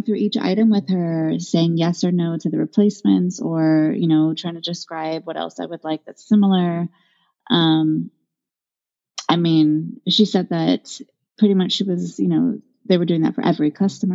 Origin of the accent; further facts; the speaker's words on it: Haiku, Hawaii, United States; moved away; I'm from Haiku